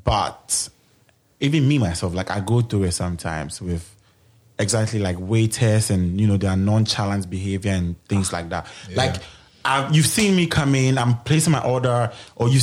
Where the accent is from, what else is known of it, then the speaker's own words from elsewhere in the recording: Ghana; I am Ghanaian